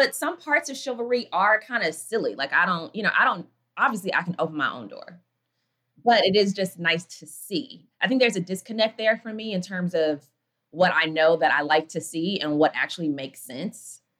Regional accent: Atlanta, Georgia, United States; also born or lived in Milwaukee

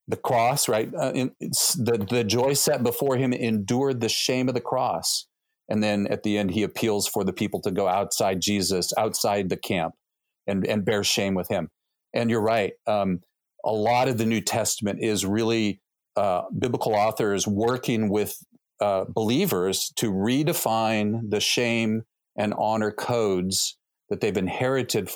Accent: United States; also born or lived in Thailand

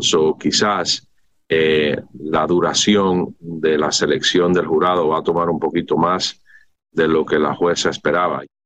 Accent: Mexico; nacimos y crecimos en México

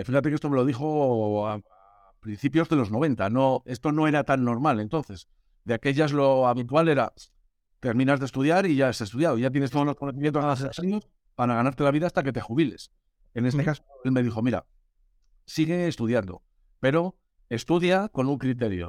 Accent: Burgos, Castile and León, Spain; moved away as an adult; also born or lived in Germany / Galicia; nací en Alemania, me mandaron a Burgos cuando tenía dos años

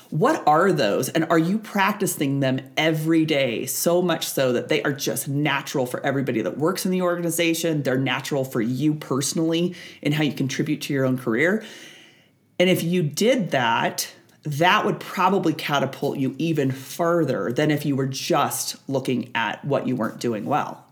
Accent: Nebraska, United States; I born and raised on Nebraska

